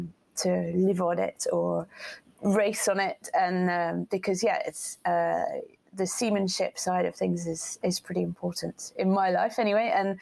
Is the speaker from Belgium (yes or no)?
no; Portsmouth, South East England, United Kingdom; born there; So that's why I was born in Portsmouth, because he was based, he was in the Navy, and he was based in Portsmouth.